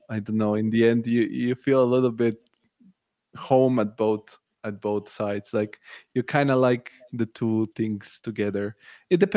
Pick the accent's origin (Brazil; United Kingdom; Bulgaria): Bulgaria; English is a second language; because I'm from Bulgaria, V-Ray is from Bulgaria. Bulgaria is a big hub for for Archviz, and so this is how I found out.